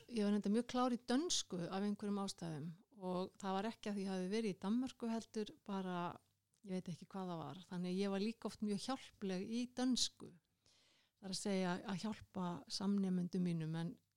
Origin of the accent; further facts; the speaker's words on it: Kópavogur, Capital Region, Iceland; moved away as an adult; now in Reykjavík, Iceland; Ég ólst upp í Kóbói